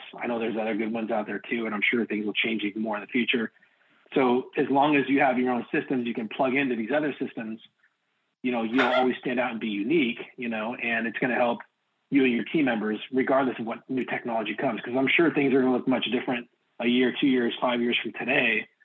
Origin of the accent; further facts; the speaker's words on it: Oregon, United States; I'm from Oregon